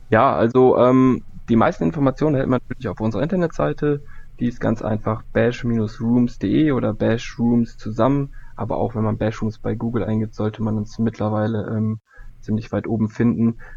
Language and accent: German; Cologne, North Rhine-Westphalia, Germany; das Ding ist ja, ich komme ja eigentlich aus Köln.